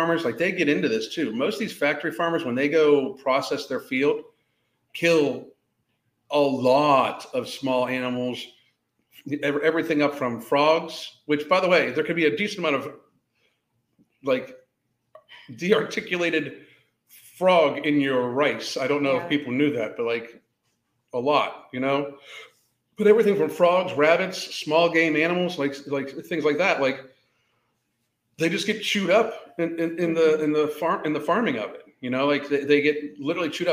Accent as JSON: {"language": "English", "region": "Western Pennsylvania", "country": "United States", "tie": "born or raised there", "said": "when I grew up in Western Pennsylvania"}